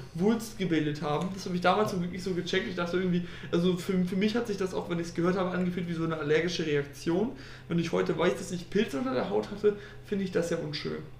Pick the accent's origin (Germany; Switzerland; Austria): Germany; Osnabrück, Lower Saxony; ich komme aus Osnabrück